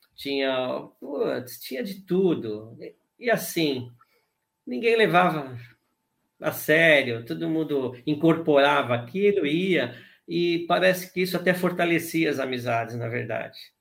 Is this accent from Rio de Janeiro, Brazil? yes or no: no; São Paulo, Brazil; also born or lived in Ipiranga / Taboão da Serra / Vila Sônia; eu morei em Santo Amaro, que foi onde eu nasci